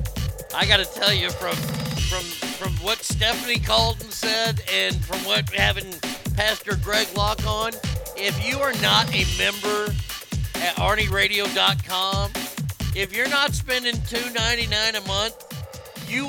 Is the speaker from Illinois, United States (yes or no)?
no; Texas, United States; my home state of Texas